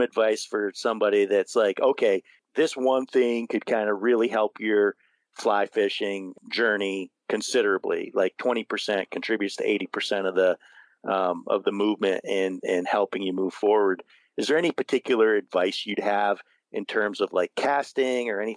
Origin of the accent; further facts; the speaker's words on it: New York, United States; I grew up here in New York